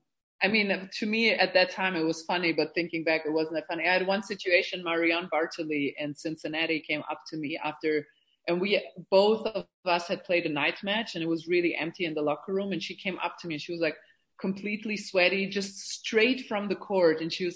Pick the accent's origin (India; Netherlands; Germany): Germany; also born or lived in Bosnia; So I was born in Bosnia, which was back then part of Yugoslavia. It was socialist, and my parents came to Germany 2 or 3 years before the war started, because it was already getting a little bit, there was already tension in Yugoslavia.